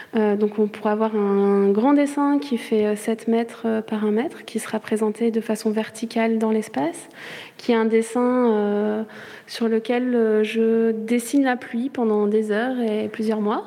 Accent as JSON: {"language": "French", "area": "Charente-Maritime", "region": "Nouvelle-Aquitaine", "country": "France", "moved": "as an adult", "lives_now": "Brussels, Belgium", "said": "je suis française, je viens de Charente-Maritime à la base"}